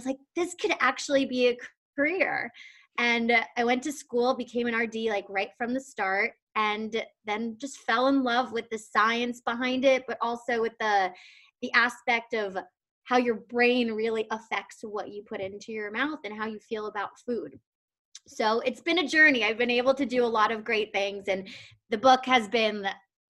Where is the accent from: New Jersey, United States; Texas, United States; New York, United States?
New York, United States; also born or lived in Madison, Wisconsin; I'm from New York